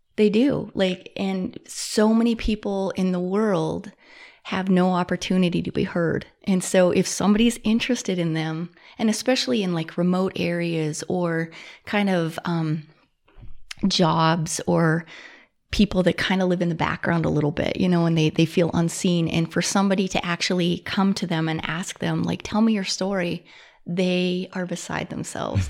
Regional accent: Butte, Montana, United States; born and raised, um, lived here for fifty-one years. So I was, I was born in Butte, Montana, and lived here my whole life.

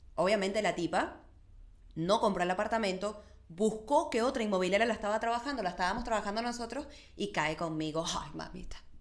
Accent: Venezuela; soy venezolana

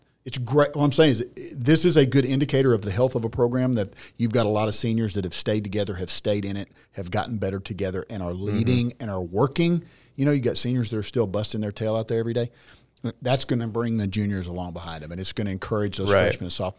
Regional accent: Texas, United States; I'm certainly a Texan.

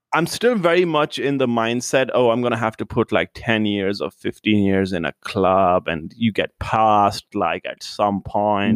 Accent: India; moved away as an adult; now in Los Angeles, United States; I was born in India, And then I moved here, like, three years ago.

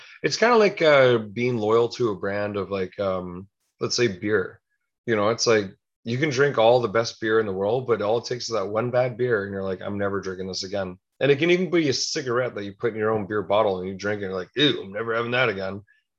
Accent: Toronto, Ontario, Canada; Hey, I'm from Toronto. Let's go.

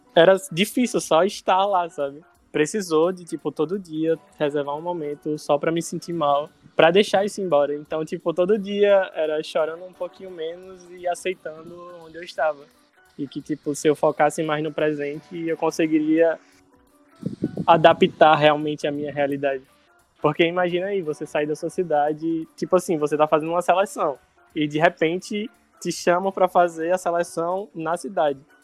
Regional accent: Natal, Rio Grande do Norte, Brazil; accent: Nordestino; moved away as an adult; also born or lived in Curitiba; now in Recife, Brazil; eu sou do Natal, e em 2017 eu fui chamado para trabalhar em Curitiba

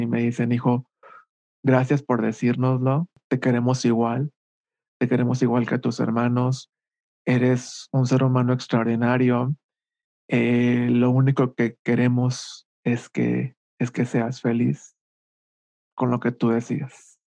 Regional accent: Culiacán, Sinaloa, Mexico; moved away as an adult; also born or lived in Monterrey; now in Mexico City, Mexico; soy originario de Culiacán, Sinaloa. Ahí viví los primeros 18 años de mi vida.

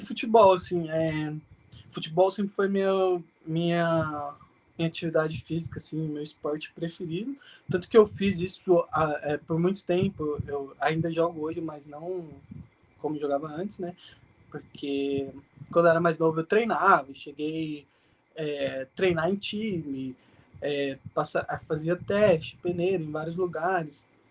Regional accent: Mogi das Cruzes, São Paulo, Brazil; nasci na capital e fui criado basicamente em Mogi mesmo.

